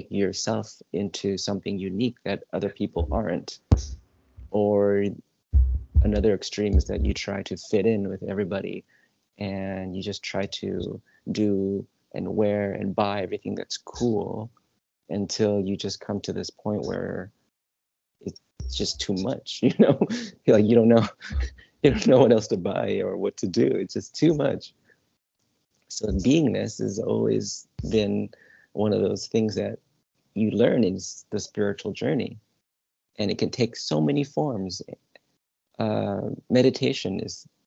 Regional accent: Southern California, United States; also born or lived in Manhattan, New York; I was born in Manhattan, but I never lived in New York. I was maybe like 1 or 2 years old until my parents moved to California. So my whole life has been a Southern California boy

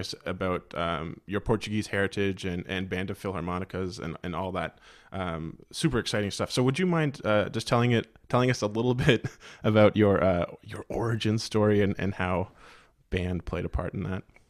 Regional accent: the Maritimes, Canada; growing up in the Maritimes

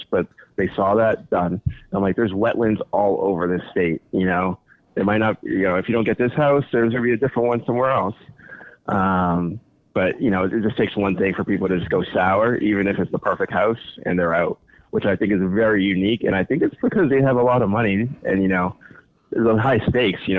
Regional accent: New York City, New York, United States; moved away as an adult; now in Boston, United States; No, I'm from New York City originally. Oh, snap. I lived in New York City till I was 21.

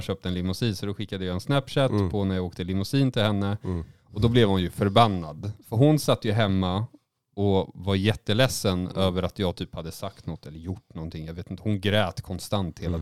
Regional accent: Småland, Sweden; moved away; jag är ju också från Småland. Så ibland så är jag ju där nere titt som tätt

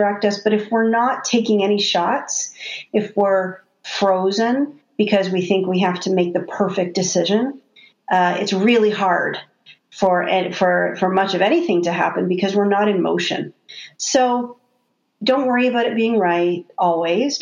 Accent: Canada; I'm Canadian

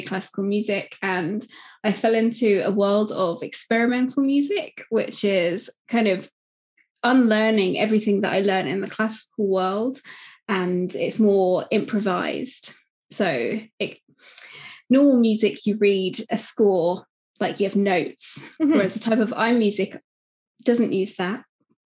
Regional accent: United Kingdom; I'm from the UK, as you can probably tell by my accent

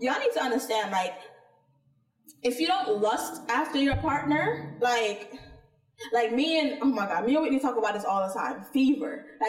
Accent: Jamaica; being Jamaican, though. And being raised by the type of Jamaicans that we were raised by.

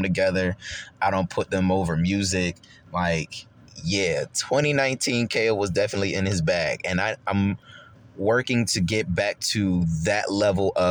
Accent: Rochester, New York, United States; now in Charlotte, United States; my hometown in Rochester, New York

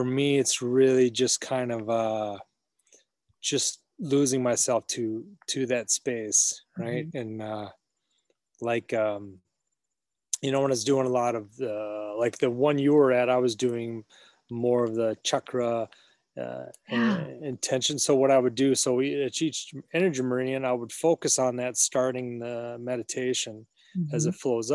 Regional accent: Minneapolis, Minnesota, United States; now in Wisconsin, United States; I'm from Minneapolis.

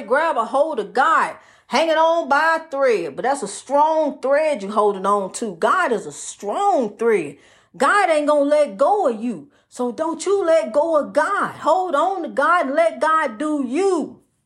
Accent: New York City, New York, United States; growing up in Spanish Harlem

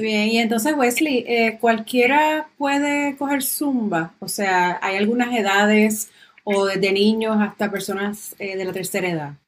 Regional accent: Aguadilla, Puerto Rico; Y tú eres de mi pueblo.

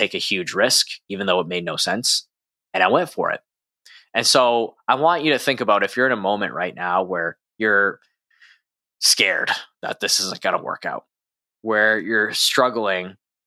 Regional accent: Edmonton, Alberta, Canada; where I grew up in Edmonton, Canada

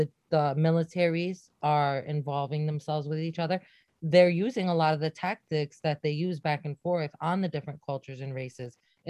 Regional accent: United States; Even though I was from America, they did not care. Because I was Palestinian

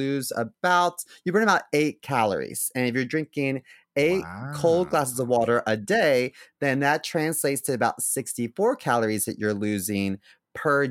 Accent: United States; they all knew that I was American

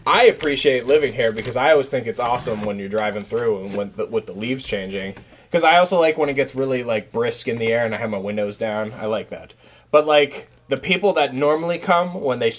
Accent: Arizona, United States; now in New England, United States; I was born in Arizona

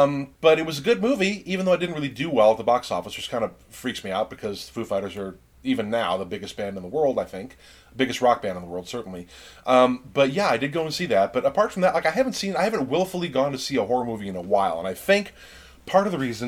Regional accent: Mayberry, United States; I grew up in such a very small rural town. I grew up in Mayberry, and my dad was a cop

